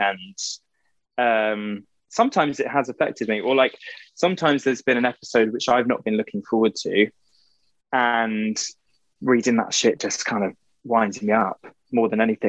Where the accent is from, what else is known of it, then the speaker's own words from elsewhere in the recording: East of England, United Kingdom; born there; I was born in Essex, grew up in the countryside. I don't really have much of an accent.